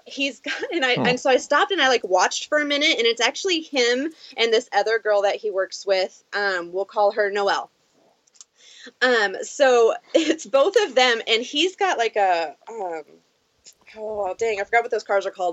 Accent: Southern Oregon, United States; I'm from Oregon, Southern Oregon, so we don't get a lot

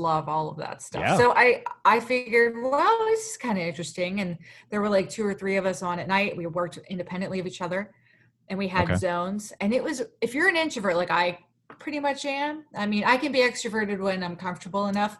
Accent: Pennsylvania, United States; I was from Pennsylvania

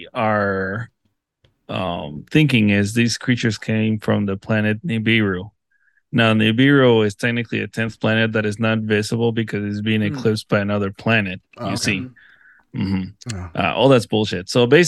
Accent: Mexico; I was born in Mexico

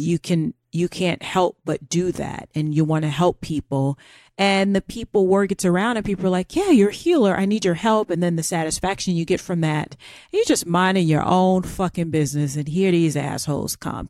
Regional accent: Florida, United States; accent: American; moved away; I'm from Florida

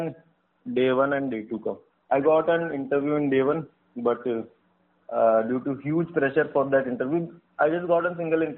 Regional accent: Ajmer, Rajasthan, India; I'm from Rajasthan, Ajmer

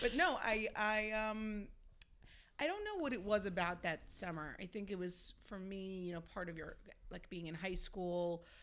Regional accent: Long Island, New York, United States; I grew up in Long Island

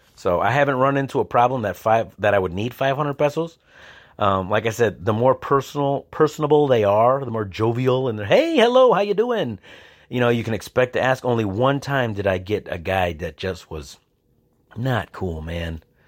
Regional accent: United States; I'm from the United States

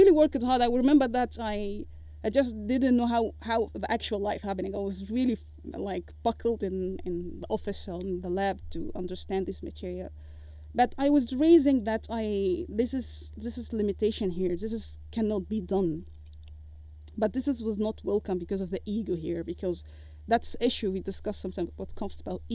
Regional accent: Egypt; moved away as an adult; I left Egypt, because of course all respect to my home country

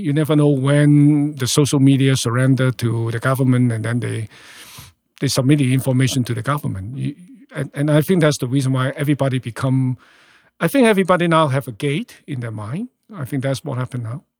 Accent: Hong Kong; moved away as an adult; now in Canada; born and raised in Hong Kong. I left Hong Kong when I was thirty-three.

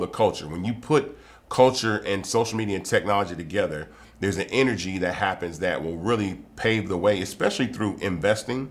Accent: Atlanta, Georgia, United States; I'm from Atlanta, lived here my whole life

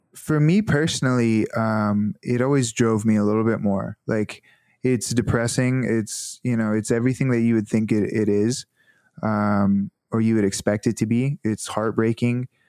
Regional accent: Northwest Arkansas, United States; moved away as an adult; also born or lived in California / Conway, Arkansas; I was from Northwest Arkansas

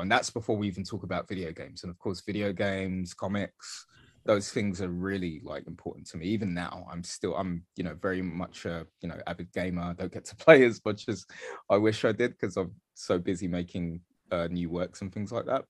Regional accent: London, United Kingdom; also born or lived in Dagenham; I grew up in East London, I grew up in Bethnal Green, uh, mostly

